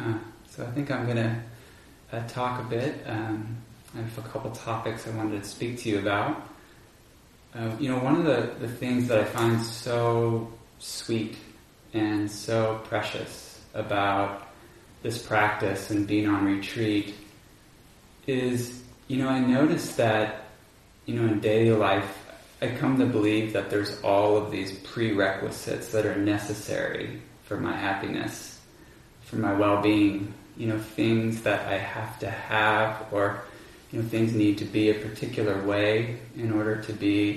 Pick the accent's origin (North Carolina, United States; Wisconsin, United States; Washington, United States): Washington, United States; Bainbridge Island; also born or lived in California; I grew up on Bainbridge Island, some of you may know that, near Seattle